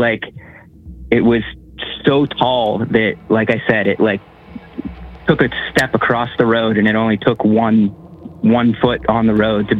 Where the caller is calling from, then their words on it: Pittsburgh, Pennsylvania, United States; and I'm calling from Pittsburgh, Pennsylvania.